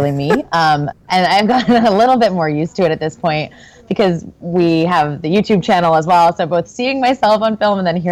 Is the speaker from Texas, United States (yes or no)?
no; northern New Jersey, United States; moved away as an adult; also born or lived in New York City / Tours, France; now in San Francisco, United States; I grew up in northern New Jersey. I was born here in San Francisco, but my family moved shortly thereafter